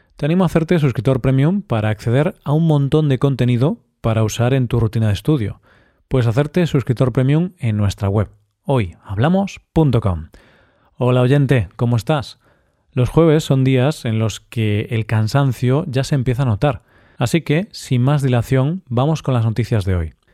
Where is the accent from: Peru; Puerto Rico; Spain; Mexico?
Spain; Esta lengua en nuestro país se habla en el País Vasco y en zonas de Navarra.